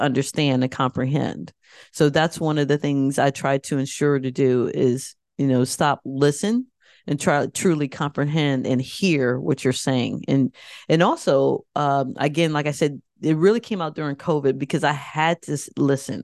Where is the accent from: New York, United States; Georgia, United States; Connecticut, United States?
Connecticut, United States; I grew up in Connecticut